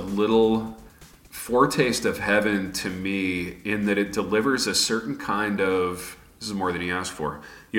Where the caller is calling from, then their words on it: Michigan, United States; I am calling in from the North Woods of Michigan.